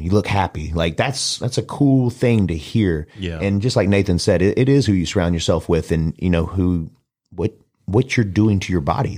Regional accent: Mobile, Alabama, United States; moved away; also born or lived in Dallas, Texas; I'm from Mobile, Alabama

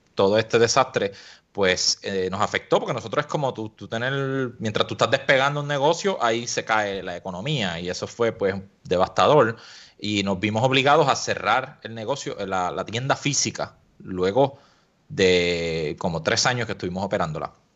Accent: Añasco, Puerto Rico; also born or lived in Mayagüez; nací en Mayagüez y me crié en Añasco y, vivo todavía en Añasco.

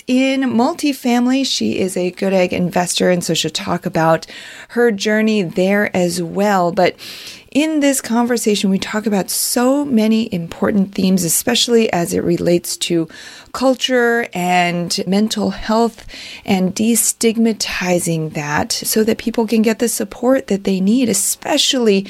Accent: China; moved away; I was born in China

